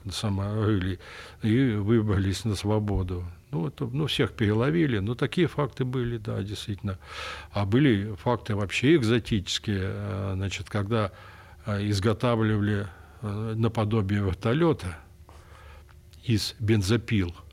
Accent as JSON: {"language": "Russian", "town": "Kemerovo", "region": "Kemerovo Oblast", "country": "Russia", "tie": "born or raised there", "said": "что я родом из Кемерово, да."}